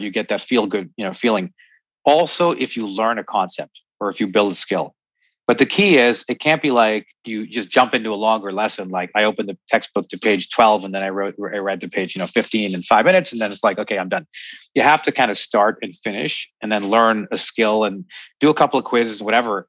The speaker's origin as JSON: {"language": "English", "country": "Canada", "said": "I'm Canadian"}